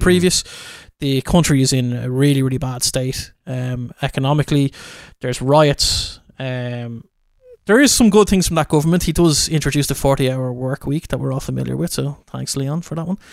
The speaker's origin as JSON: {"language": "English", "country": "Ireland", "said": "I am an Irish guy"}